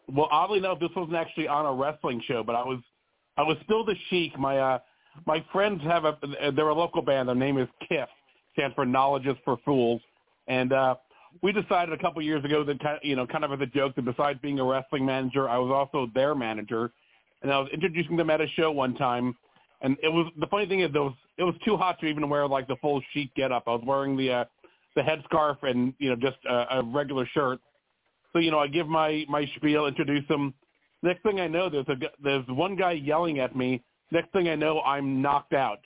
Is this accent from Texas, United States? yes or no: no; Florida, United States; now in North Carolina, United States; I'm originally from Florida